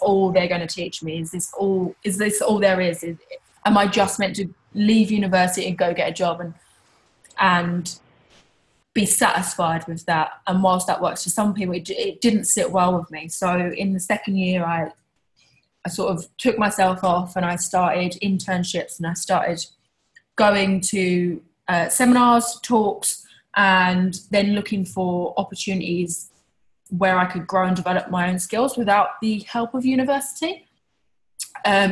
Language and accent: English; Tilbury, East of England, United Kingdom; I was born in Essex in a small town called Tilbury. Which is probably most famous for its docks. I guess growing up, I was a regular kid, went to a regular school and I had a regular life